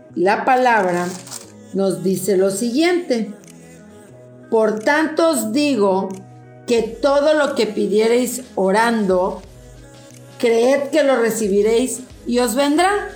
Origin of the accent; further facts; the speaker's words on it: Mexico; en nuestro querido país, México